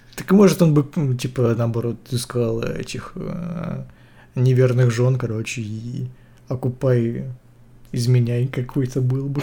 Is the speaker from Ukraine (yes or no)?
yes; Ukraine; я украинец